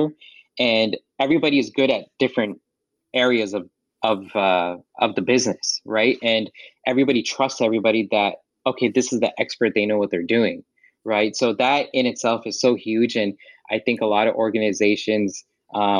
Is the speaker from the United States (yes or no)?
yes; Southern California, United States; growing up here in Southern California